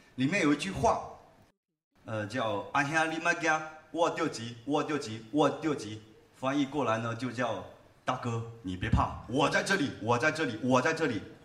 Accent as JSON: {"language": "Chinese", "town": "Haifeng", "region": "Guangdong", "country": "China", "tie": "born or raised there", "accent": "Haifeng dialect", "said": "我们老家那边农村打群架的一个故事。 呃，用海风话演唱"}